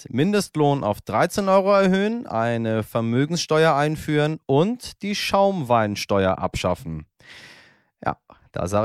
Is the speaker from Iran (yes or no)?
yes; Iran; ich komme aus einer, bin Iraner, so.